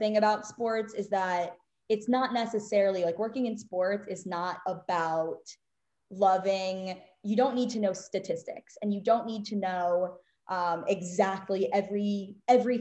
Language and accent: English; Maryland, United States; I grew up in Maryland